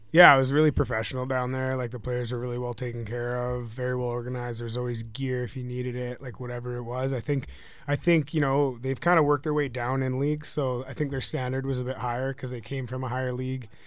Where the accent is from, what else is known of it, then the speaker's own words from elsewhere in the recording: just outside of Vancouver, British Columbia, Canada; moved away; I'm from, uh, just outside of Vancouver, British Columbia, Canada